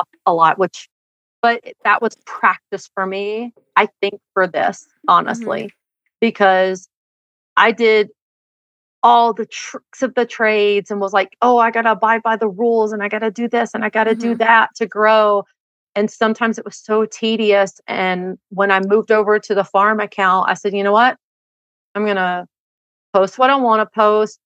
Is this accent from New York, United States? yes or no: no; Tennessee, United States; moved away as an adult; now in Utah, United States; growing up in Tennessee